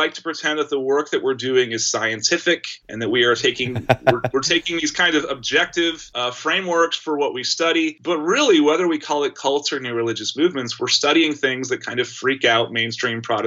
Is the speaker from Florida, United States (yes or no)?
no; Austin, Texas, United States; I'm from Austin and I remember experiencing the events in Waco, Texas as a kid